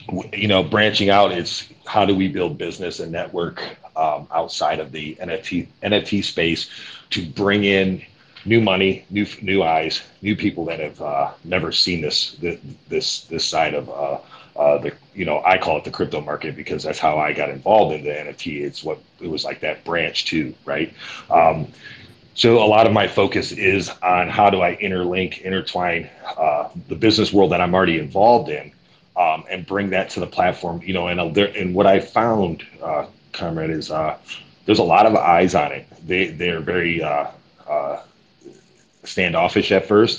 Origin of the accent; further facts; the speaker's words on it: Cleveland, Ohio, United States; I'm from Cleveland, Ohio.